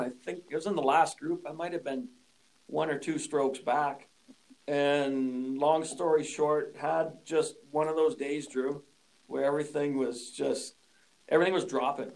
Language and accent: English; Saskatoon, Saskatchewan, Canada; moved away as an adult; also born or lived in British Columbia; I grew up here in Saskatoon and, and skipped out of out of province out to BC for 17 years.